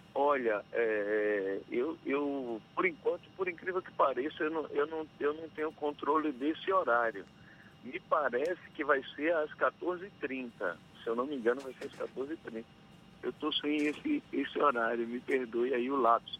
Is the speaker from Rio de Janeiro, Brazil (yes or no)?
no; Riachão do Jacuípe, Bahia, Brazil; Guiação do Jacuípe, na minha cidade